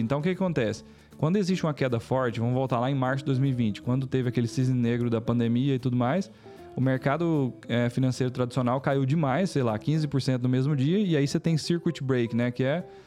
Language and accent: Portuguese; Palmeiras de Goiás, Goiás, Brazil; also born or lived in Goiânia; eu nasci aqui em Goiânia, mas eu só vim aqui nascer e morei em Palmeiras de Goiás, no interior